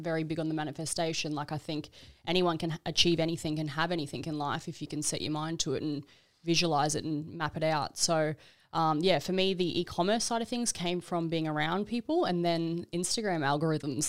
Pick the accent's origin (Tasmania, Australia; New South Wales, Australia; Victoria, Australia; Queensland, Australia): Queensland, Australia; Brisbane; moved away as an adult; also born or lived in Gold Coast; now in Melbourne, Australia; I'm originally from Brisbane